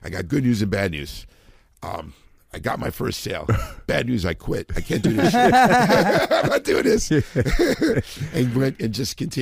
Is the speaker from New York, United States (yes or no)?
no; Edison, New Jersey, United States; also born or lived in New Brunswick, New Jersey; I was born in New Brunswick, but I grew up in Edison.